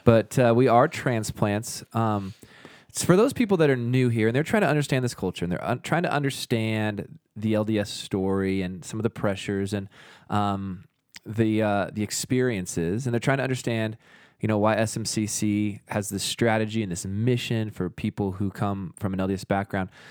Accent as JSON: {"language": "English", "area": "the Northwest", "region": "Pacific Northwest", "country": "United States", "tie": "born or raised there", "moved": "yes", "lives_now": "Utah, United States", "said": "I grew up in the Northwest."}